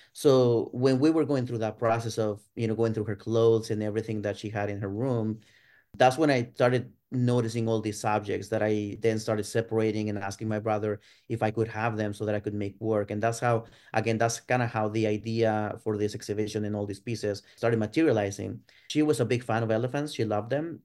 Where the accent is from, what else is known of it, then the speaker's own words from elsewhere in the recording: Ciudad Juárez, Chihuahua, Mexico; moved away as an adult; now in United States; I was born and raised in Ciudad Juarez, uh, which is on the border with El Paso, Texas, in the Mexican side